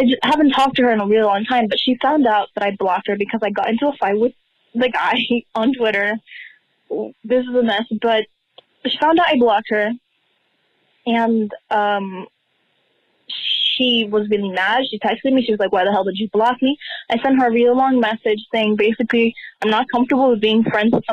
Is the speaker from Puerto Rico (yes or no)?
yes; Puerto Rico; I'm 15 years old. I'm from Puerto Rico